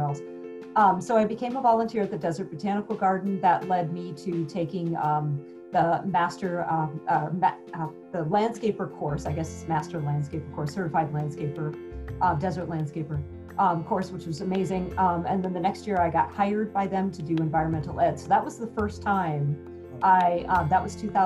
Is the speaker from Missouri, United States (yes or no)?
no; Sedona, Arizona, United States; also born or lived in Washington State; now in Phoenix, United States; I was from Arizona. I grew up in Sedona, Arizona.